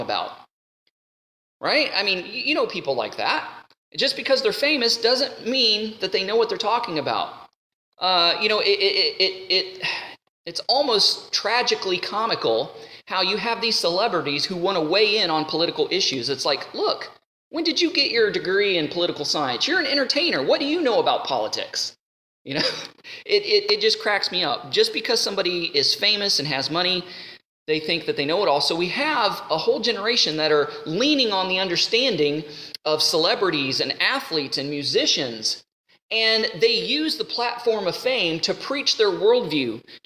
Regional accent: United States; I'm an American

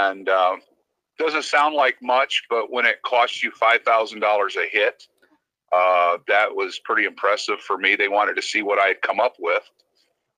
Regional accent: Cleveland, Ohio, United States; moved away as an adult; Originally I'm from Cleveland. Moved down here to go racing on a pit cruise and stuff when I was, 19 years old

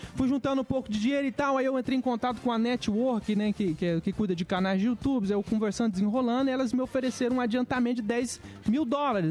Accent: Minas Gerais, Brazil; also born or lived in Rondônia / Belo Horizonte / Betim; eu nasci em Rondônia, cara, mas eu não vi, vivi muito tempo lá na minha infância, né? Eu fui criado em Minas, a minha mãe veio pra cá.

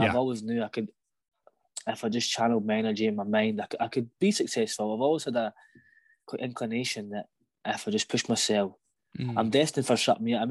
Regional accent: Falkirk, Scotland, United Kingdom; I grew up in Falkirk. I've kind of always lived in the same house in the same place.

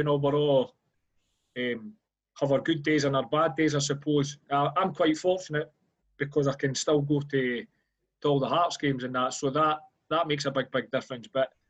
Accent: Bonnyrigg, Scotland, United Kingdom; Now I was kind of brought up in Bonnyrigg when it was a lot smaller, and you kind of knew everybody in the town at that time. I got brought up in a sort of the council estate, Eldon Dean Terrace, just up from last week primary school.

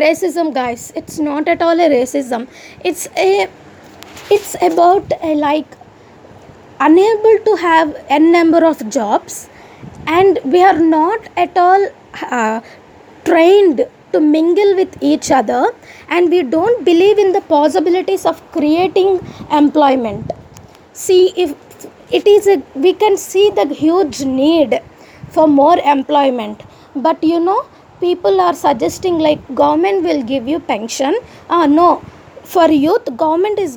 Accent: Andhra Pradesh, India; accent: Andhra; also born or lived in Khammam, Telangana / Vijayawada; they will call me Andhra. Because my voice and the way I speak

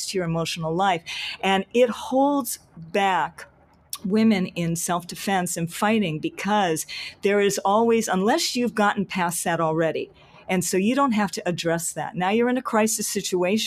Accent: Hawaii, United States; I'm from Hawaii and I'm part Hawaiian too.

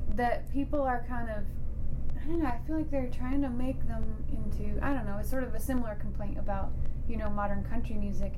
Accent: Idaho, United States; now in Boston, United States; growing up in Idaho

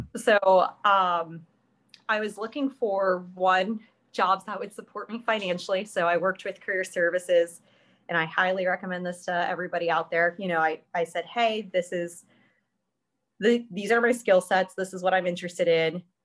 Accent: Columbus, Ohio, United States; moved away as an adult; now in Pittsburgh, United States; I'm from Columbus, Ohio

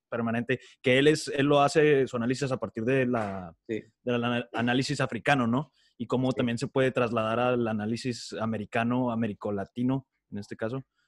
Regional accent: Chihuahua, Mexico; yo específicamente nada más he vivido y conozco bien el trasfondo en Chihuahua, Chihuahua

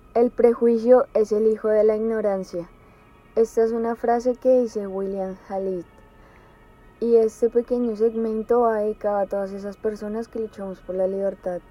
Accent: Colombia; moved away; yo no vivo allá

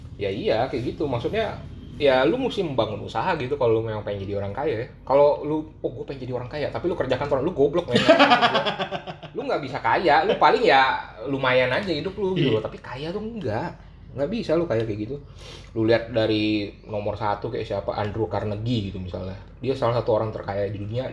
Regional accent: Pontianak, West Kalimantan, Indonesia; now in Jakarta, Indonesia; gue lahir di Kalimantan gitu ya Kalimantan Barat di sebuah kota namanya Pontianak

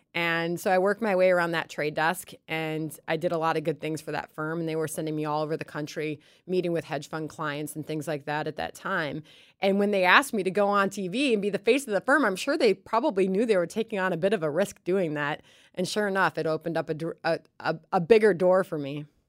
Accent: Chicago, Illinois, United States; moved away as an adult; also born or lived in Baton Rouge, Louisiana / New York; I grew up in Chicago

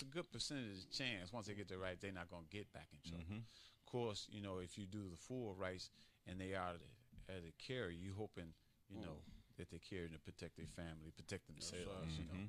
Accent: Chicago, Illinois, United States; because I came from Chicago, and I was in the mix of the crime and didn't really realize it.

